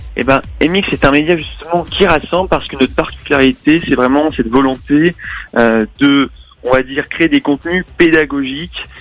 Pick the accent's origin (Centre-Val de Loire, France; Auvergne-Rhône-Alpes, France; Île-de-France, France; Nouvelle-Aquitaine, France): Auvergne-Rhône-Alpes, France; Lyon; on est lyonnais, et donc forcément, on est sur place